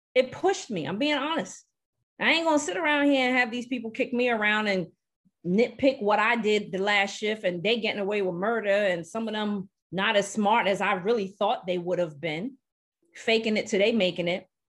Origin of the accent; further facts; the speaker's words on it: New York City, New York, United States; moved away; I grew up in Brooklyn, New York